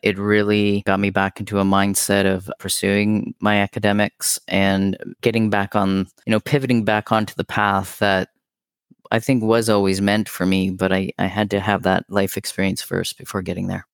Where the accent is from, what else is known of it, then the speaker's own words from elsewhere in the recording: North Bay, Ontario, Canada; moved away as an adult; now in Ottawa, Canada; I grew up in a place known as North Bay, Ontario, so that's on the shores of Lake Nipissing, kind of northern Ontario